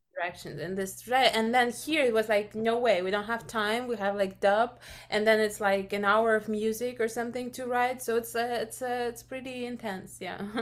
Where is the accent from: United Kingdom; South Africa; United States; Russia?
Russia; moved away; I'm originally from Russia